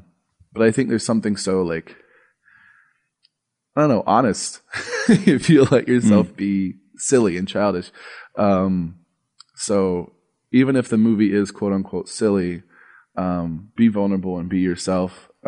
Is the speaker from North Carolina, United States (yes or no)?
no; Arkansas, United States; born there; I was 4 years old. I was living in Arkansas at the time. I was born in Arkansas.